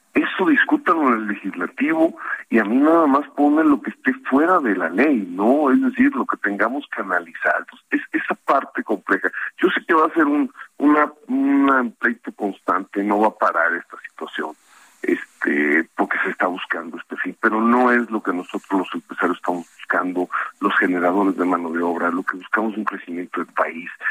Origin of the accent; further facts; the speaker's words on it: Mexico; nosotros como mexicanos